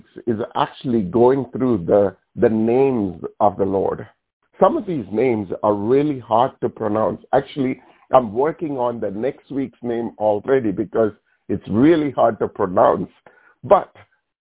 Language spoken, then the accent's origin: English; India; moved away; when I grew up in India, this is in our culture.